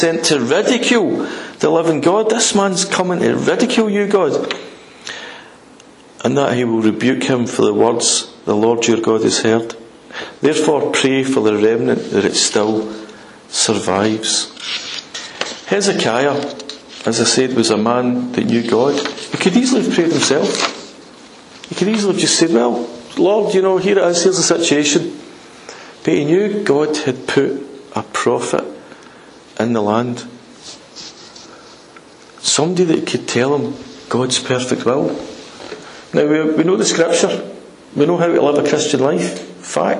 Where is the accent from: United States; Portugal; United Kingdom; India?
United Kingdom; We're British